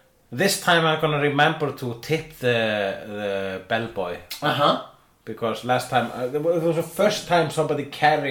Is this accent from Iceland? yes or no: yes; Iceland; I am Icelandic